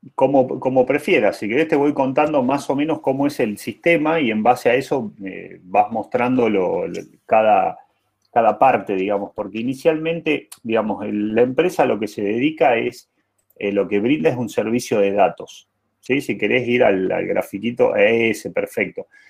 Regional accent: Jujuy, Argentina; moved away; also born or lived in Buenos Aires; Yo soy jujeño, orgulloso de ser jujeño, nacido y criado en Jujuy, eh, emigrante a Buenos Aires

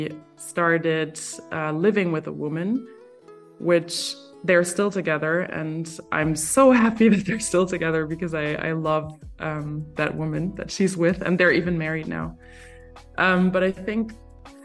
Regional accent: Berlin, Germany; also born or lived in Cologne; Growing up in Berlin

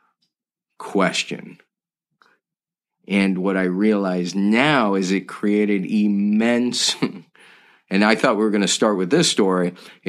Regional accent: just outside Malibu, California, United States; I grew up just outside Malibu, California

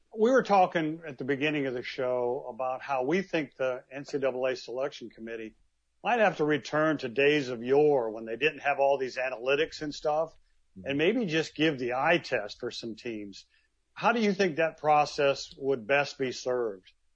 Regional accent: Midwest, United States; also born or lived in East Moline, Illinois; I grew up in the Midwest

